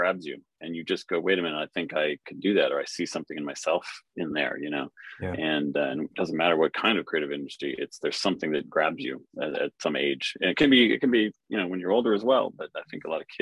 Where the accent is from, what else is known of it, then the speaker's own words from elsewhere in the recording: Cold Spring, Minnesota, United States; now in London, United Kingdom; I grew up in a tiny little town in central Minnesota in the US called Cold Spring.